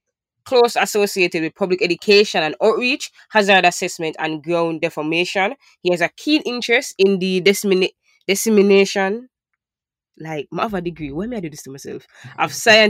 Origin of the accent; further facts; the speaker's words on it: Jamaica; for many Jamaicans, this is like far out of our reach. We don't have volcanic activity in our country